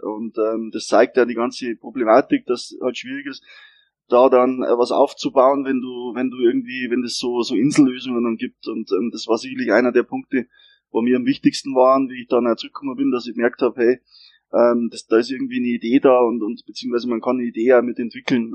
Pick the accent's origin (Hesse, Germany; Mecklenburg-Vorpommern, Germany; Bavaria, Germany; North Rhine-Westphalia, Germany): Bavaria, Germany; Regensburg; ich bin Regensburger Gebürtiger